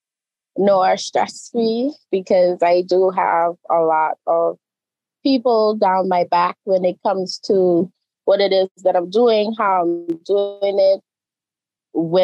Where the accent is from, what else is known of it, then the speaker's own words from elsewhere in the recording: Grand Turk, Turks & Caicos Islands; Grand Turk is my hometown